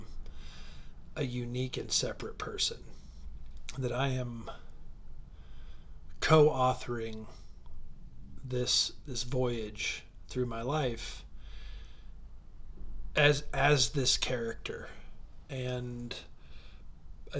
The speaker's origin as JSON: {"language": "English", "town": "Troy", "region": "Ohio", "country": "United States", "tie": "born or raised there", "also_born_or_lived": "Carson City, Nevada", "said": "I was born in Carson City, Nevada at 11:15 p.m. on September 7th, 1976. I moved to Ohio when I was 4. I went to Troy High School"}